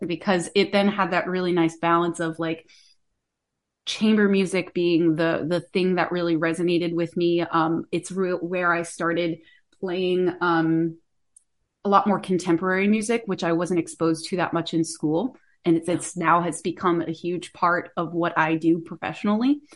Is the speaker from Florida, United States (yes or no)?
yes; about an hour north of Tampa, Florida, United States; moved away; where I grew up, I'm, I'm from Florida originally, uh, north, about an hour north of the Tampa area.